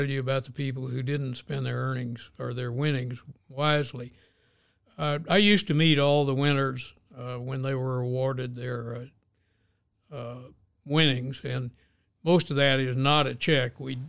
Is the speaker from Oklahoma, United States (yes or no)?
yes; Oklahoma, United States; born there; I was born in Oklahoma, but I haven't gotten a check for an Indian nation yet.